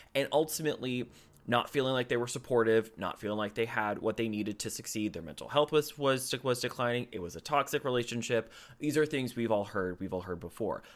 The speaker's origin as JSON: {"language": "English", "country": "United States", "said": "I am an American. I am not a citizen of the United Kingdom."}